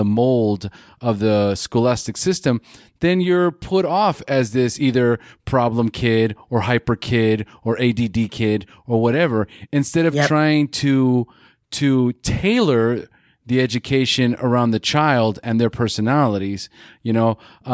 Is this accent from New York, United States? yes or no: no; California, United States; now in Costa Rica; California, that's where I'm from